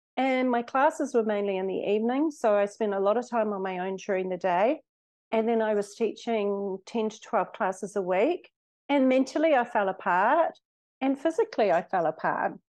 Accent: New Zealand; moved away as an adult; also born or lived in Australia / Mexico; I was born in Australia, brought up in New Zealand

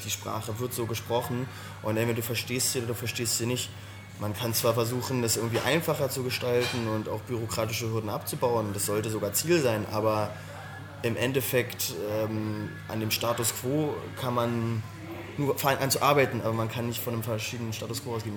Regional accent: Berlin, Germany; also born or lived in Pankow, Berlin; Also ich bin äh, in, ähm, in Pankow geboren, bin, äh, das ist mir auch fast wichtig, nicht in Pankow äh, aufgewachsen, sondern in Weißensee

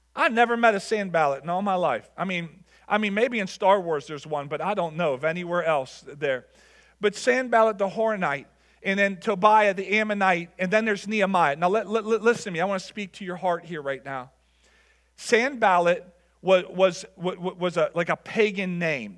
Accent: Level Green, Pennsylvania, United States; I grew up in Level Green, and, and, and going to Kennywood

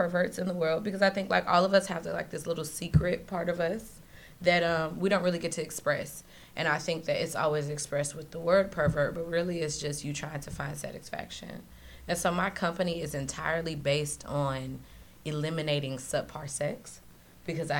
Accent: St. Louis, Missouri, United States; now in Florida, United States; I'm from St. Louis. I grew up in a very strict household

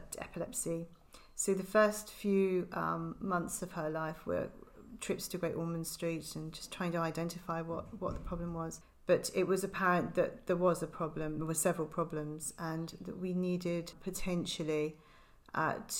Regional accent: Liverpool, North West England, United Kingdom; moved away as an adult; also born or lived in Hereford / south of France; now in Herefordshire, United Kingdom; I'm originally from Liverpool

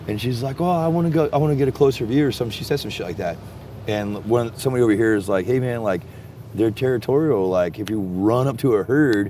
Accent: Texas, United States; I'm from Texas

